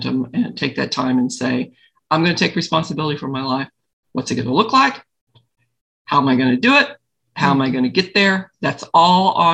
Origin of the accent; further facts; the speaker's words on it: Missouri, United States; now in Colorado, United States; I'm a Flatlander. I'm from Missouri